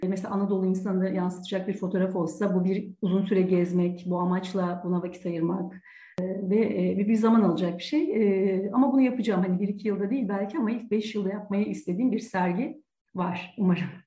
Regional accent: Ankara, Turkey; also born or lived in Ürgüp, Nevşehir; Ürgüp Nevşehir doğumluyum. Bir buçuk iki yaşında Ankara'ya dedem emekli öğretmen. O emekli olduktan sonra e, Ürgüp'te Ankara'ya yerleştik ailece.

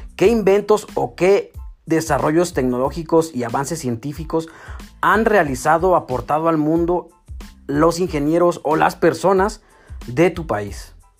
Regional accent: Mexico; somos los mexicanos

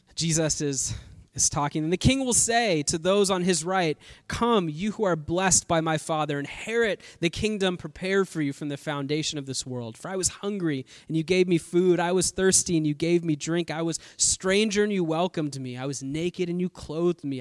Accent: Bay Area, California, United States; now in Southern California, United States; I've been in California my entire life. Uh, I'm from the Bay Area

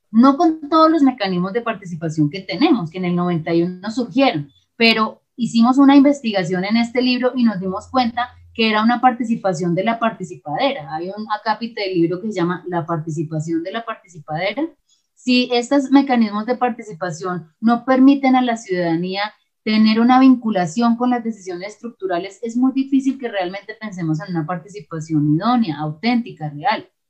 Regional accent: Colombia; pensarnos como colombianos y colombianas

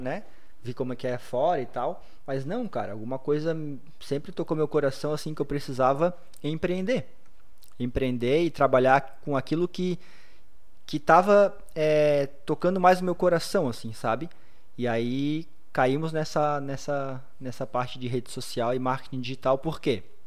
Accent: Blumenau, Santa Catarina, Brazil; nascido e criado em Blumenau, tenho 34 anos

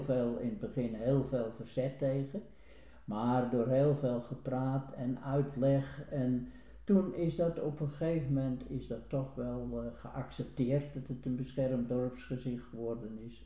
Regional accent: Den Hoorn, North Holland, Netherlands; also born or lived in Den Helder; toen ik als, als kind hier in de Hoorn kwam

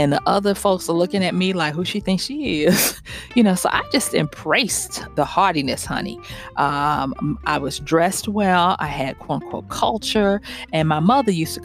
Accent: the South, United States; all my siblings and probably a lot of kids growing up in the South

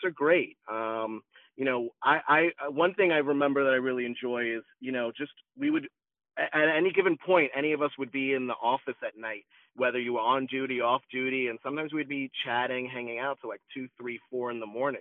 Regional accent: Long Island, New York, United States; also born or lived in Manhattan; I grew up in Long Island, but moving to Manhattan, attending college in Manhattan

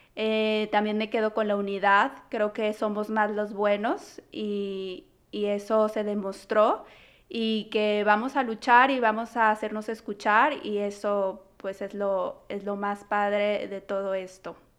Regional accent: Guadalajara, Jalisco, Mexico; now in Toronto, Canada; Guadalajara, que es de donde yo soy

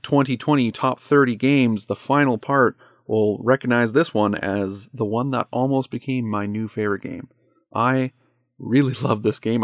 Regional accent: Canada; I'm a Canadian

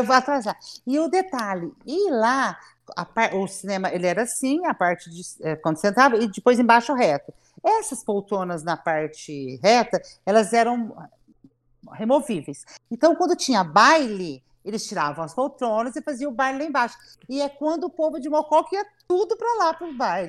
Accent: Arceburgo, Minas Gerais, Brazil; accent: caipira; also born or lived in São Paulo; now in Mococa, Brazil; eu nasci em Mococa porque em Arceburgo, onde minha família morava, não tinha maternidade. Então a gente vinha nascer em Mococa, né? Algumas pessoas. E depois eu fui criada em Erceburgo

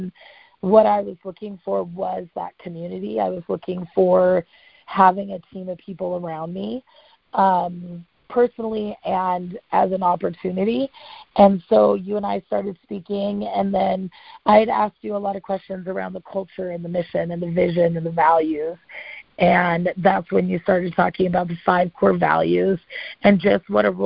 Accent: Montana, United States; my hometown in Montana

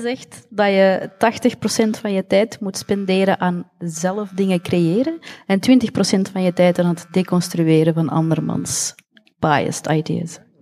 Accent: Belgium; we zijn niet buitenlands, we zijn van België, maar we hebben een andere etnische achtergrond

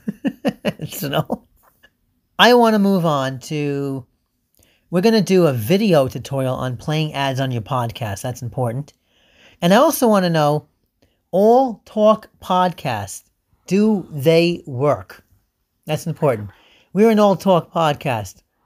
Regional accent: New York City, New York, United States; also born or lived in Oceanside, New York; we're from New York City

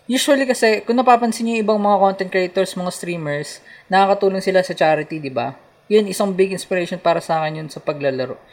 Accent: Dasmariñas, Cavite, Philippines; Palapala ako

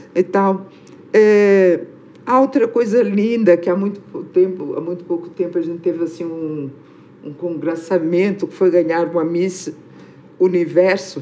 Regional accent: Angola; moved away; sermos do mesmo país

